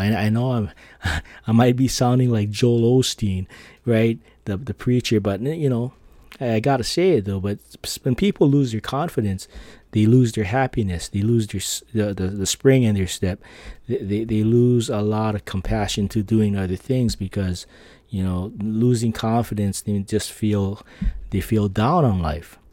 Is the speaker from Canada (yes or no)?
no; Philippines; I'm Filipino